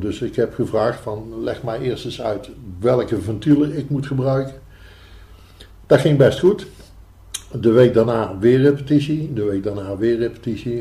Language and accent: Dutch; Tilburg, North Brabant, Netherlands; also born or lived in Eindhoven; geboren in Tilburg